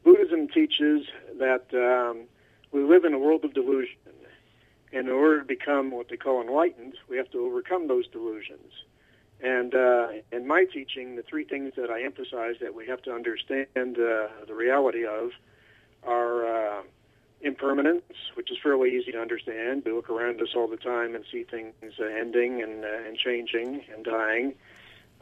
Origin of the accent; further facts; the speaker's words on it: Cleveland, Ohio, United States; also born or lived in Toronto / New York / Miami; now in Seattle, United States; I was born in Toronto, grew up in Cleveland, and went to school in New York, and lived in Miami for too long, and now I'm out in Seattle